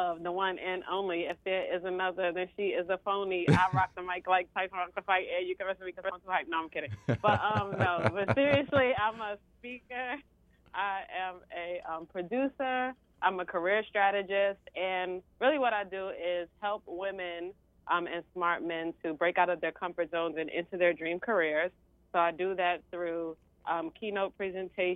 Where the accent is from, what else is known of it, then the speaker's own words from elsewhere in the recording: New York City, New York, United States; I was originally born and raised in East New York, Brooklyn